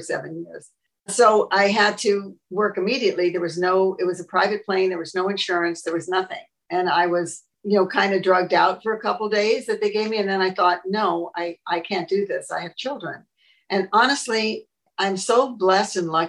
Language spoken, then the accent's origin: English; Los Angeles, California, United States; I was born in 1938 in Hollywood, California